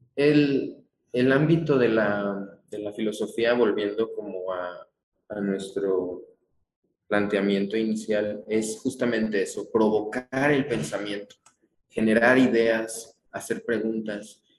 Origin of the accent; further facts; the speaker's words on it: Mexico; como mexicano